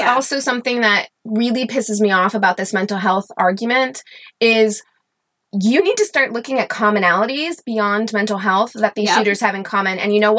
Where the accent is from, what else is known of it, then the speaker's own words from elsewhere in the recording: Missouri, United States; I am from Southern Missouri, or I've lived a lot of places, but that's home to me.